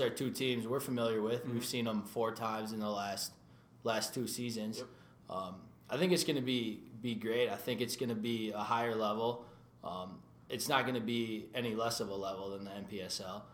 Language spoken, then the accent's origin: English; New Hope, Minnesota, United States; Minnesota boy my whole life, born and raised in New Hope.